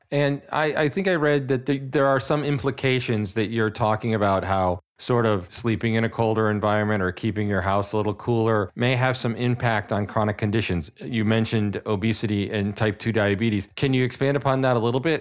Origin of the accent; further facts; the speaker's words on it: New England, United States; someone who's born and raised in New England